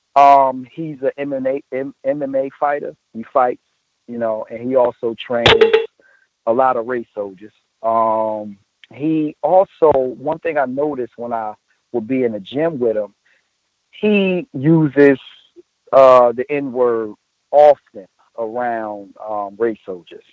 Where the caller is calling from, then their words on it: New Jersey, United States; I'm calling from New Jersey